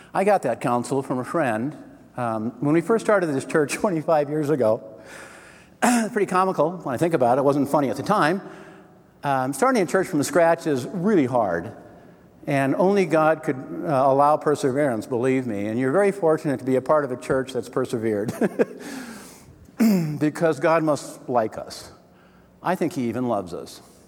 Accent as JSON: {"language": "English", "region": "Wisconsin", "country": "United States", "tie": "born or raised there", "said": "I was born in Wisconsin"}